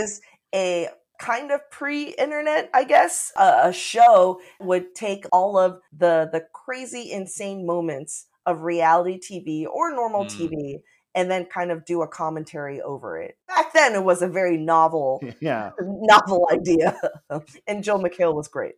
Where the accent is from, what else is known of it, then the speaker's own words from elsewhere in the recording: Taipei, Taiwan; now in Seattle, United States; Growing up in Taipei, Taiwan